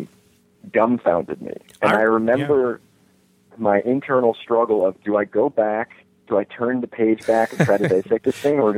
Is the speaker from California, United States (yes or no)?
no; Rockland County, Hudson Valley, New York, United States; also born or lived in St. Louis; We grew up in Rockland County, which is in the Hudson Valley in New York